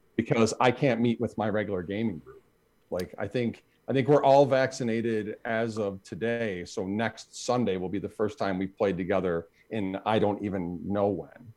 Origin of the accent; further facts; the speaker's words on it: Buffalo, New York, United States; I'm from Buffalo